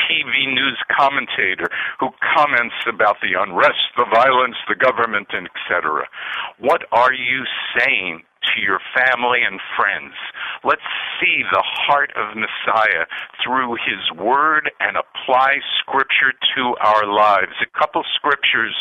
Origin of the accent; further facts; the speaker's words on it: United States; a white Jew whose father came to this country with nothing, but I grew up in a healthy love for this country